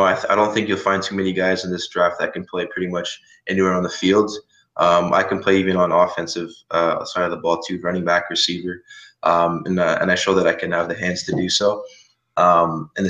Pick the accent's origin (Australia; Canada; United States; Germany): Canada; I'm from Canada